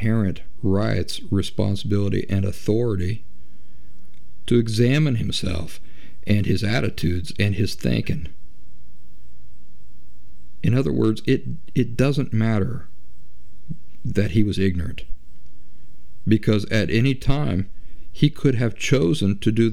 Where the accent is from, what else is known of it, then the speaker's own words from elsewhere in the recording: United States; I'm from the United States